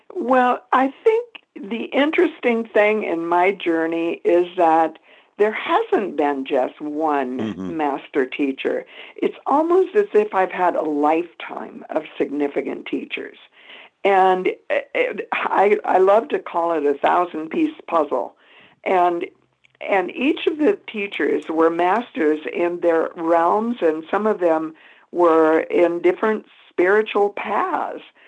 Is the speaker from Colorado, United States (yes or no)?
yes; Boulder, Colorado, United States; Boulder is my hometown.